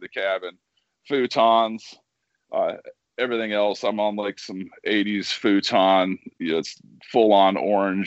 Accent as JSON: {"language": "English", "town": "Wasilla", "region": "Alaska", "country": "United States", "tie": "born or raised there", "also_born_or_lived": "Tampa, Florida", "said": "I grew up in Wausau, Alaska"}